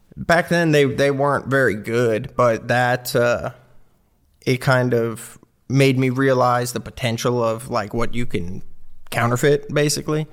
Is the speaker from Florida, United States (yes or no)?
yes; Clearwater, Florida, United States; moved away as an adult; also born or lived in Sunrise, Florida / Knoxville, Tennessee; I grew up in, like, a suburb of Tampa Bay in Clearwater, Palm Harbor